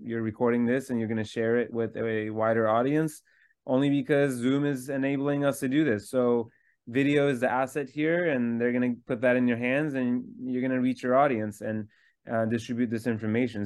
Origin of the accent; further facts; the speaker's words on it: Istanbul, Turkey; I was born in Istanbul, Turkey